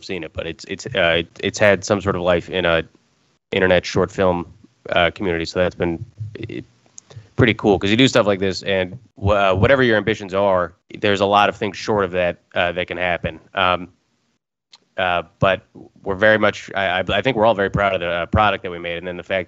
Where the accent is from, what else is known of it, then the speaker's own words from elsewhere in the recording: Atlanta, Georgia, United States; moved away as an adult; also born or lived in Los Angeles; now in New York, United States; I'm originally from Atlanta, Georgia, actually. Went to school at USC and then have been living in New York since then